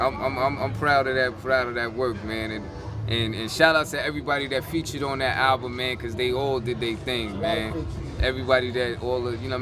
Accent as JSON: {"language": "English", "town": "New York City", "region": "New York", "country": "United States", "said": "I'm from Crown Heights"}